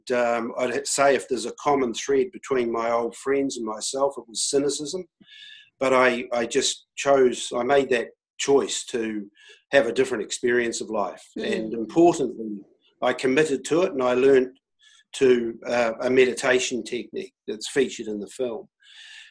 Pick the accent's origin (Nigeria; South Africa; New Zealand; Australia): New Zealand; as a New Zealander